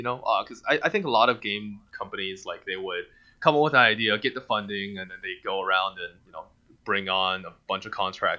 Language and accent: English; China; first language Mandarin; English is a second language; now in Denver, United States; It's still my native language. I mean, I grew up speaking Mandarin. I was born in China.